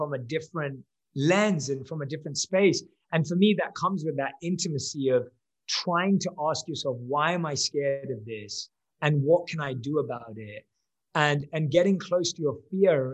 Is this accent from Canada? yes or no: no; London, United Kingdom; moved away as an adult; now in Los Angeles, United States; With me and my wife, we both are born and raised in London. We currently live in LA.